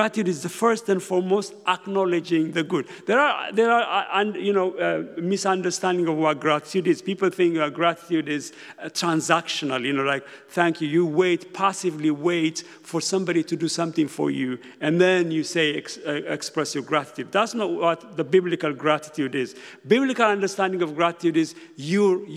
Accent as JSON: {"language": "English", "country": "Ethiopia", "moved": "yes", "lives_now": "United Kingdom", "said": "I'm originally from Ethiopia. I came to Britain when I was very young"}